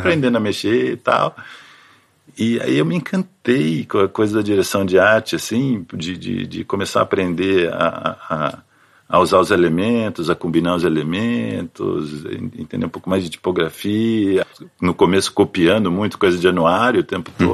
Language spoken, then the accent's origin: Portuguese; São José dos Campos, São Paulo, Brazil; moved away as an adult; now in São Paulo, Brazil; Eu sou de São José dos Campos, no interior de São Paulo. E aí vim para São Paulo quando entrei na faculdade, né? Até então morava lá